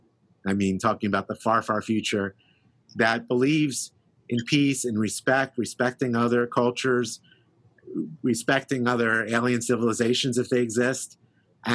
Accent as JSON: {"language": "English", "town": "Philadelphia", "region": "Pennsylvania", "country": "United States", "tie": "born or raised there", "said": "I grew up in Philadelphia"}